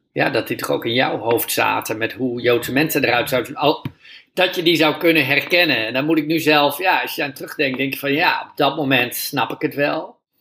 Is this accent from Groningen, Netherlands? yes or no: yes; Groningen, Netherlands; ik ben opgegroeid in Groningen